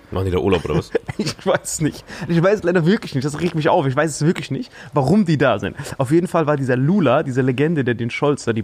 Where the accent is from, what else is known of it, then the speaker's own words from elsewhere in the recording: Saarland, Germany; Saarländer. Oh, Salui, beste die letzten Mann.